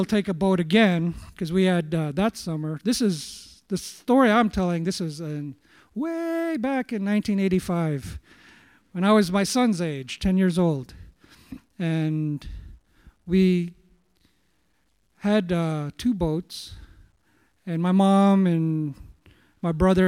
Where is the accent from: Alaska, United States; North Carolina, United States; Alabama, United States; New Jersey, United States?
Alaska, United States; Allakaket; I grew up in Alakakit